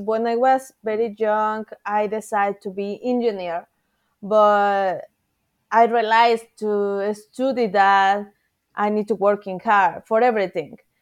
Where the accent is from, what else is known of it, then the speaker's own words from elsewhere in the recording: Mexico City, Mexico; English is a second language; I'm from Mexico City